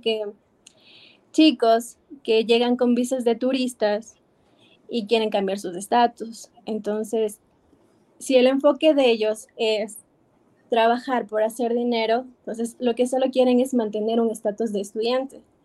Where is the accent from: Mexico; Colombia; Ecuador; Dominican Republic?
Ecuador; moved away as an adult; now in New York, United States; me regresé a Ecuador